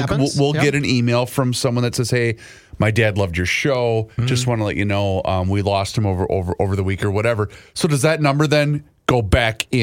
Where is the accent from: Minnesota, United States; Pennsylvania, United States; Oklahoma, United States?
Minnesota, United States; Faribault; Faribault, which is my hometown.